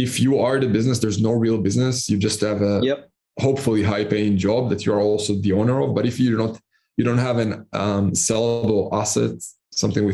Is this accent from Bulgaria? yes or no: no; Israel; moved away as an adult; also born or lived in Panama; now in Cyprus; I'm originally from Israel, and I started my first business at the age of 16, 17